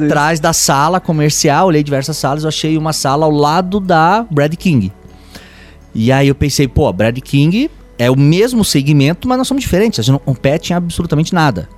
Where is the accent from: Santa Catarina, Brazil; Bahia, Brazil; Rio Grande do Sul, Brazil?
Santa Catarina, Brazil; west of; eu sou italiano de dois lados da família, oeste de Santa Catarina e família italiana aquela tradicional